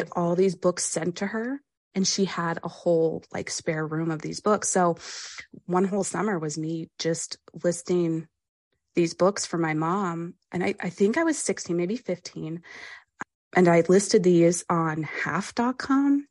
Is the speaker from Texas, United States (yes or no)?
no; Pennsylvania, United States; I grew up in Pennsylvania